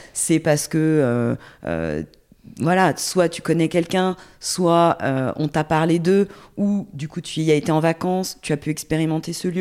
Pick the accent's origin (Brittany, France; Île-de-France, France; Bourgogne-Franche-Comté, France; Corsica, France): Corsica, France; Porto-Vecchio; also born or lived in Ajaccio / Paris; now in Toulouse, France; j'ai grandi en Corse, euh, j'habitais, je suis née à Ajaccio, mais j'ai grandi à Porto Vecchio.